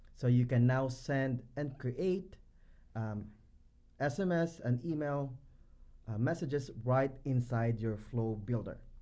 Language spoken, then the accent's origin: English; Philippines; I am from the Philippines.